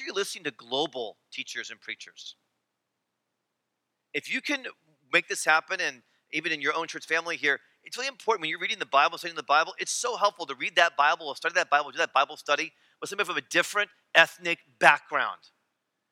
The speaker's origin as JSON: {"language": "English", "country": "United States"}